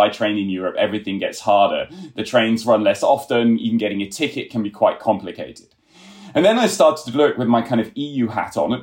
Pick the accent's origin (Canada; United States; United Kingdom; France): United Kingdom; moved away as an adult; now in Berlin, Germany; I'm a British originally, but I've been living in Germany now for some years